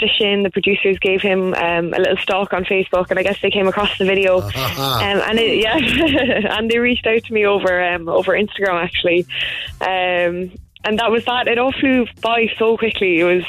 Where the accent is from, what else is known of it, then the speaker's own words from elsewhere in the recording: Ballincollig, Munster, Ireland; I'm from Ballincollig.